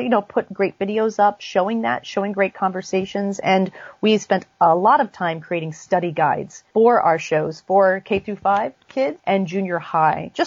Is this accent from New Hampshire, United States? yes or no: yes; New Hampshire, United States; now in New York, United States; I grew up in New Hampshire, right along the coast